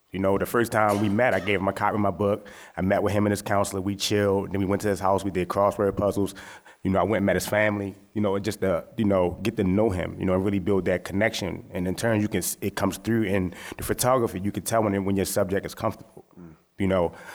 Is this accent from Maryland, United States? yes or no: yes; Baltimore, Maryland, United States; I'm from West Baltimore